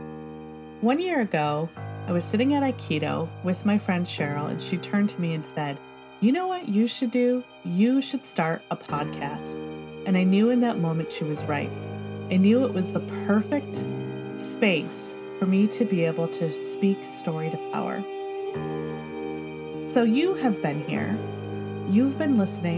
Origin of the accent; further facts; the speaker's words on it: Michigan, United States; now in Pacific Northwest, United States; growing up in Michigan